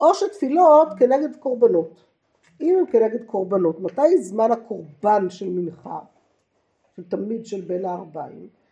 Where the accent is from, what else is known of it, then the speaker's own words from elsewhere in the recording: Jerusalem, Jerusalem District, Israel; גדלתי בעיר העתיקה